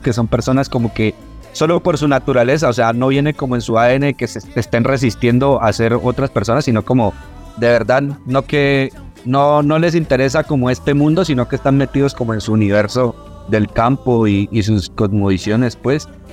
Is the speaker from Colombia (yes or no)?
yes; Popayán, Cauca, Colombia; now in Bogotá, Colombia; como pueblerino pues de, Popayán